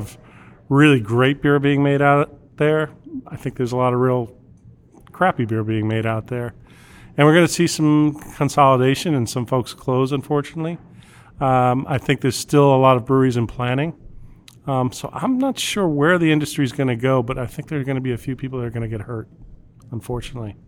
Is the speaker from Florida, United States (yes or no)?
no; Long Island, New York, United States; also born or lived in California; now in Washington, D.C. area, United States; I'm Long Island myself.